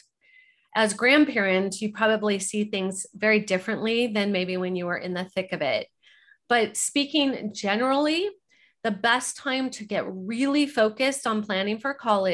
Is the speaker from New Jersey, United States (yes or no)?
no; Orange County, California, United States; I grew up in Orange County, California, five generations